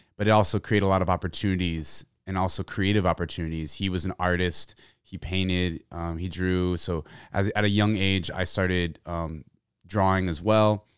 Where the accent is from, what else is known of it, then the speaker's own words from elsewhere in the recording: San Antonio, Texas, United States; I grew up in San Antonio, Texas